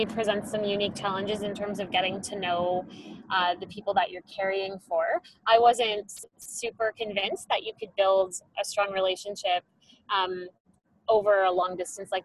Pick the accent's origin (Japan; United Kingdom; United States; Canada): Canada; I'm a surrogate from Canada.